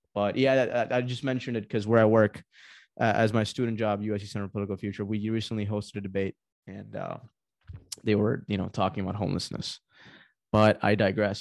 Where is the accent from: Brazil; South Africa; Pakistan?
Pakistan; moved away; Pakistan, my home country